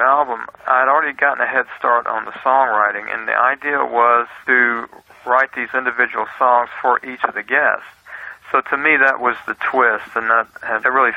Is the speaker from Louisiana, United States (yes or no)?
yes; South Louisiana, United States; also born or lived in Canton, Mississippi; I was born in Canton, Mississippi, and all of my family is originally from northern Mississippi. And we moved to South Louisiana in 1958, and that's where I was raised